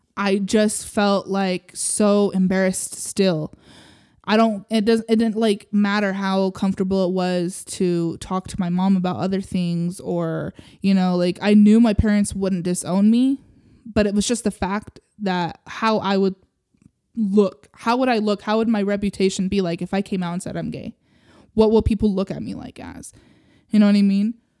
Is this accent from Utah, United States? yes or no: yes; Utah, United States; I grew up here in Utah